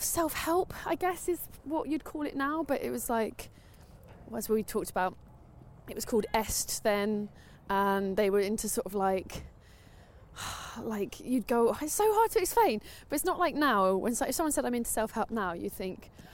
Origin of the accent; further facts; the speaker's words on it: London, United Kingdom; I grew up in North London. And still live here.